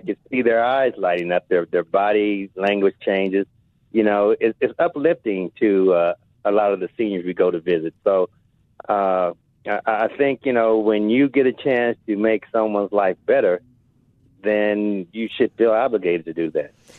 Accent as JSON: {"language": "English", "town": "Compton", "region": "California", "country": "United States", "tie": "born or raised there", "also_born_or_lived": "Indianapolis", "moved": "yes", "lives_now": "Seattle, United States", "said": "I grew up in Compton"}